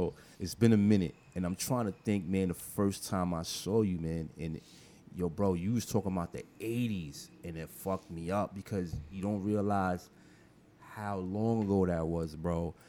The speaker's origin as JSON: {"language": "English", "town": "Middletown", "region": "New York", "country": "United States", "tie": "born or raised there", "said": "I was born in front of Horton Hospital in the cab. My mom didn't make it inside the hospital."}